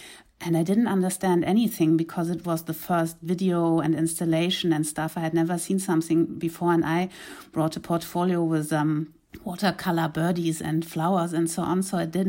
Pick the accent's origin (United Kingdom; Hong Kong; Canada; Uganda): Uganda; English is a second language; also born or lived in Kenya; now in Germany; because I was raised in East Africa, mainly in Uganda and Kenya. And when I came back in the late 80s to Germany, it was not familiar at all for me